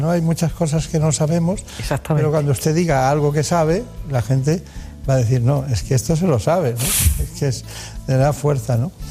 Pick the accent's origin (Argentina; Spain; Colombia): Spain; Córdoba, Andalusia; also born or lived in Málaga; Soy de Córdoba.